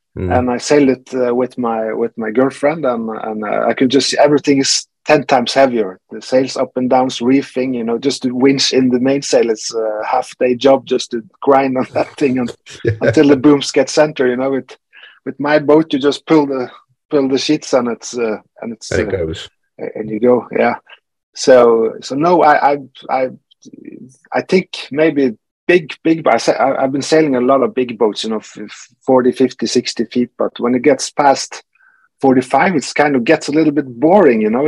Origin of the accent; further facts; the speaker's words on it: Norway; I'm from Norway